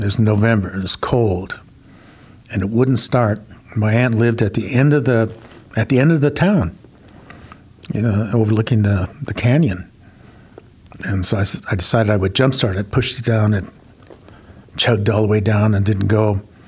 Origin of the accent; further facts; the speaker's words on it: United States; And I was an Indian. I am an Indian.